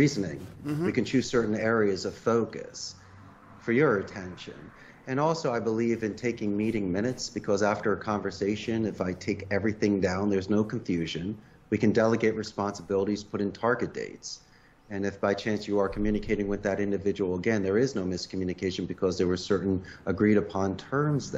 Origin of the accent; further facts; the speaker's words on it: Philadelphia, Pennsylvania, United States; moved away as an adult; also born or lived in Arizona; now in Costa Rica; I'm originally from Northeast Philadelphia